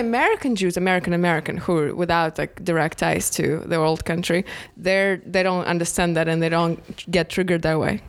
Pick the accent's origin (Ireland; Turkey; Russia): Russia; Moscow; moved away; we came from Moscow